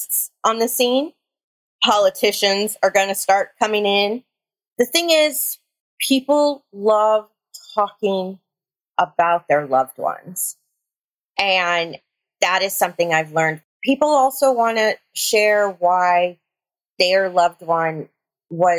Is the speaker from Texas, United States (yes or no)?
yes; near Uvalde, Texas, United States; This one is near my hometown.